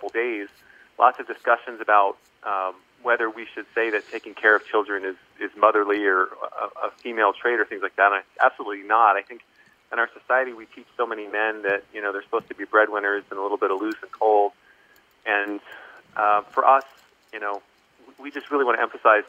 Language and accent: English; Columbia, Maryland, United States; also born or lived in Pennsylvania / Virginia; You know, I was born in the East Coast and grew up in Columbia, Maryland, ended up in then Pennsylvania with my mother for some time